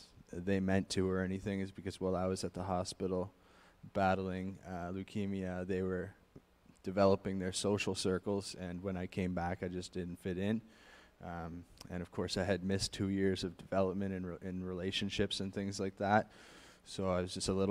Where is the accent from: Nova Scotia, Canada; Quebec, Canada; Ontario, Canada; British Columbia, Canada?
Nova Scotia, Canada; Halifax; I was born and raised in Halifax, Nova Scotia